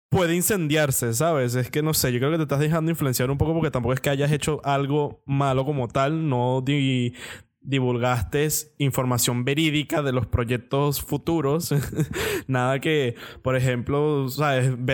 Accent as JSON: {"language": "Spanish", "country": "Venezuela", "said": "somos venezolanos"}